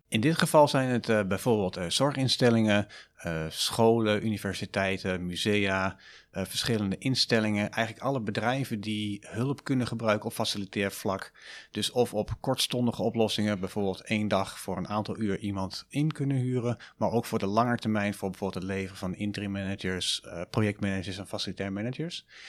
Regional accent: Almelo, Overijssel, Netherlands; accent: eastern Dutch; also born or lived in Deventer; now in Utrecht, Netherlands; mochten jullie dat aan mijn accent al gehoord hebben, ik ben oorspronkelijk uit Oost-Nederland, uit Almelo

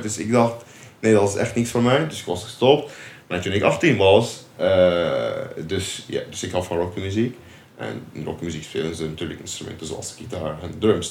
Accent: Syria; Dutch is a second language; moved away as an adult; now in Nijmegen, Netherlands; Ik kom uit Syrië. Eh, ik woon in Nederland sinds 2018.

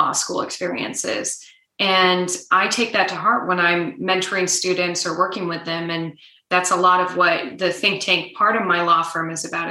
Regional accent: Nebraska, United States; moved away; my home state of Nebraska

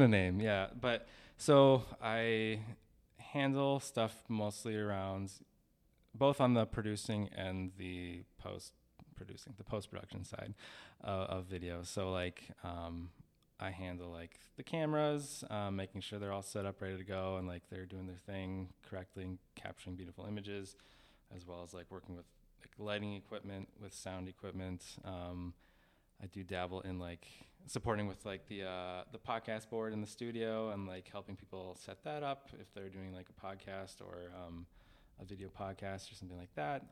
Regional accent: St. Cloud, Minnesota, United States; I was born in Stearns County, Minnesota.

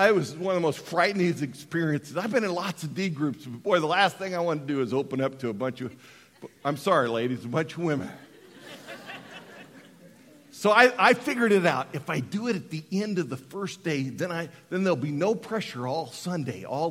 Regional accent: Colorado, United States; born or raised there; moved away

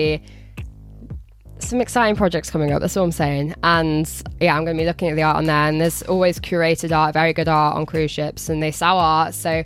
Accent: Telford, West Midlands, United Kingdom; I'm from Telford.

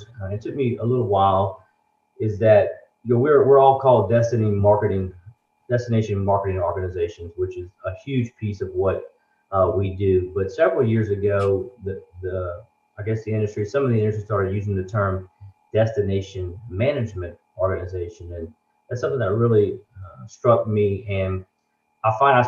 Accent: Lafayette, Louisiana, United States; I'm from Lafayette originally

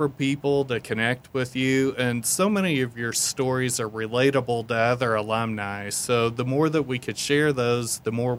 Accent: Southern Indiana, United States; Director of Alumni Engagement. I'm a 2001 VU graduate. I'm from Southern Indiana, grew up here.

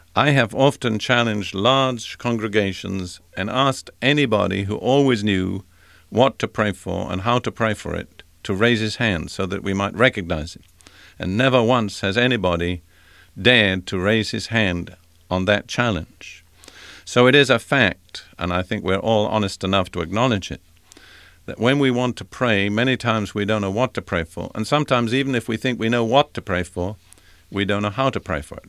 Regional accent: United Kingdom; I'm British

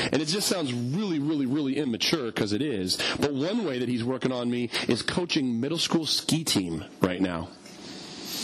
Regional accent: United States; us as Americans

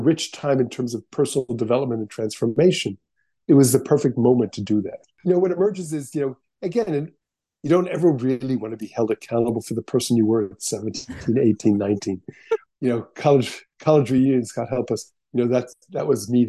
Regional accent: United States; as an American

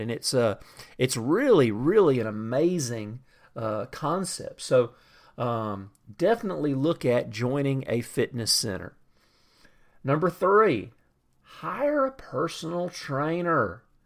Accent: the South, United States; I grew up in the South, and I grew up drinking sweet tea

